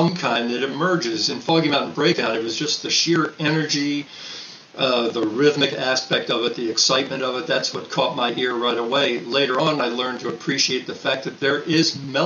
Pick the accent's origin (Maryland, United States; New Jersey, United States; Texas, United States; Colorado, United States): Maryland, United States; Baltimore; also born or lived in St. Louis, Missouri; From Baltimore, Maryland. Grew up, born in St. Louis, raised in Baltimore